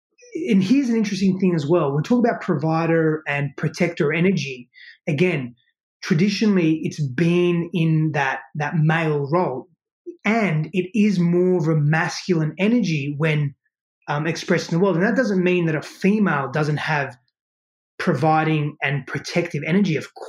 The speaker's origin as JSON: {"language": "English", "country": "Australia", "moved": "as an adult", "lives_now": "United States", "said": "I moved all of my life from Australia to here."}